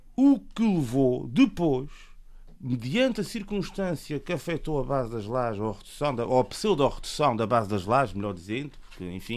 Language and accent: Portuguese; Terceira, Azores, Portugal; eu, enquanto terceirense, eh, vivo aqui na terceira